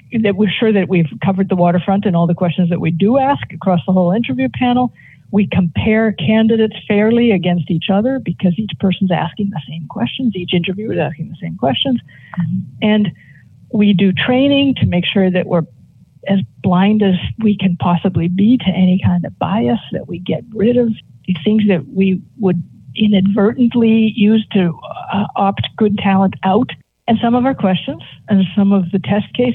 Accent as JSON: {"language": "English", "town": "Boston", "region": "Massachusetts", "country": "United States", "tie": "born or raised there", "said": "I grew up here."}